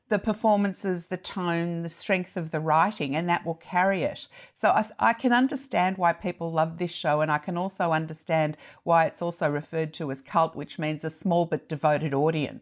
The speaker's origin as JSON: {"language": "English", "country": "Australia", "said": "as an Australian"}